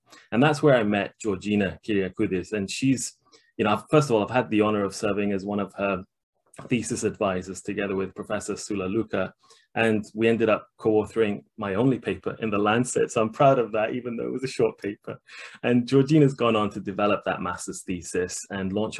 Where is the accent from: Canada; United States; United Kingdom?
United Kingdom; Leeds, Yorkshire and the Humber; my hometown of Leeds